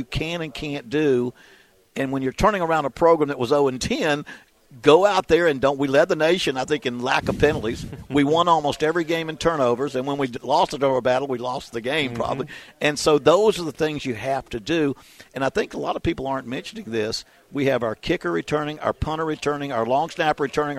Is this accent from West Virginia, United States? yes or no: yes; West Virginia, United States; moved away; We're both from West Virginia.